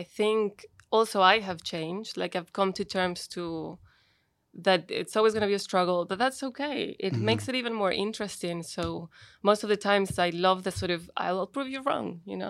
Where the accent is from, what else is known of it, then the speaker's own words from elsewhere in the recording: Colombia; born there; Like, I was born in Colombia, but my siblings are from Chile.